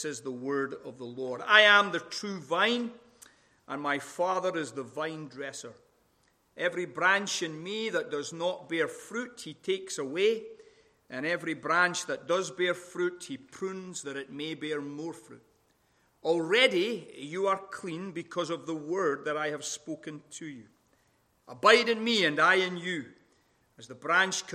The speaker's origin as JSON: {"language": "English", "region": "Scotland", "country": "United Kingdom", "accent": "Scottish", "moved": "yes", "lives_now": "Sacramento, United States", "said": "my wonderful Scottish accent"}